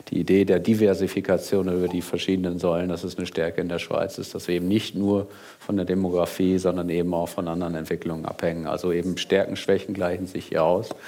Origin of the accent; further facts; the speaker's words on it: Germany; now in Switzerland; wenn ich es nochmal vergleiche mit meinem Heimatland, eben ich komme auch aus Deutschland ursprünglich